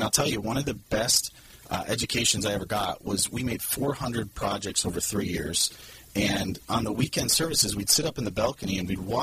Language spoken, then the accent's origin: English; Michigan, United States; moved away as an adult; now in California, United States; I was born and raised in Michigan